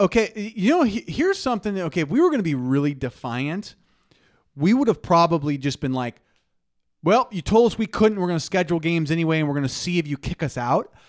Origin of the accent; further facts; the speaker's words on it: Nebraska, United States; as Nebraskans